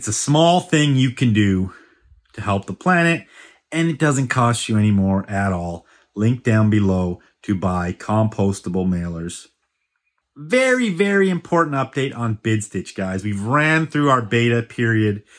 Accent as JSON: {"language": "English", "town": "Vancouver", "region": "British Columbia", "country": "Canada", "said": "I have a fellow Vancouverite joining me today"}